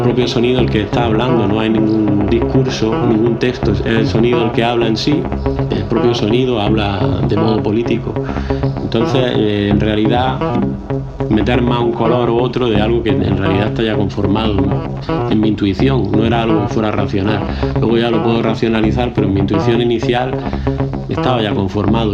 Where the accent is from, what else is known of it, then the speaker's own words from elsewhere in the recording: Granada, Andalusia, Spain; nací en Granada, ciudad